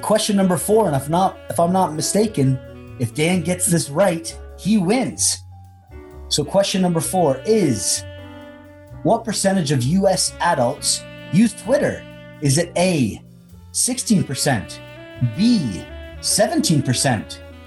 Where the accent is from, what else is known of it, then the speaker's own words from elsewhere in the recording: Canada; as a Canadian that's watching American sports all the time